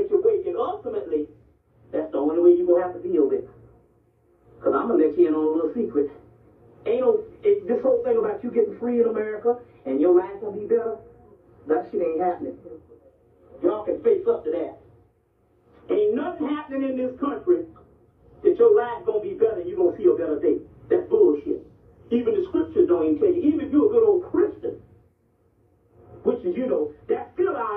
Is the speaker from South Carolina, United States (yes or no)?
yes; South Carolina, United States; I'm from South Carolina